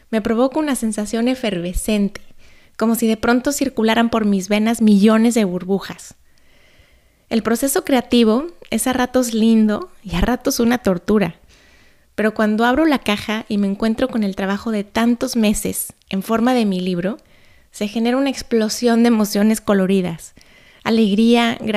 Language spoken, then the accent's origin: Spanish; Guadalajara, Jalisco, Mexico; born there; Quizá no lo sabes, pero yo nací en Guadalajara. En esa ciudad vivieron hace muchos años mis abuelos maternos.